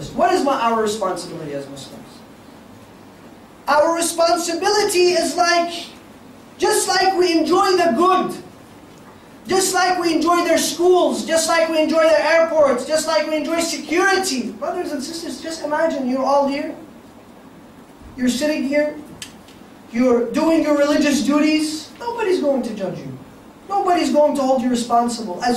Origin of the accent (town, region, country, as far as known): United States